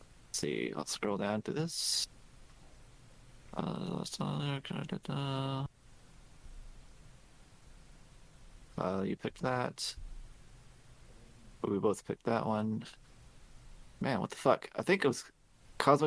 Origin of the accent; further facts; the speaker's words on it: United States; We're fucking American